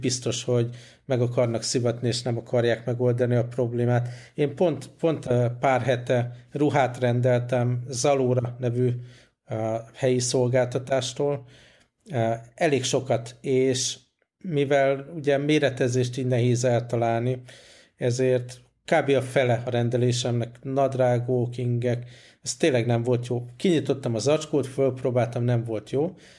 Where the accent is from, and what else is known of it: Hungary; moved away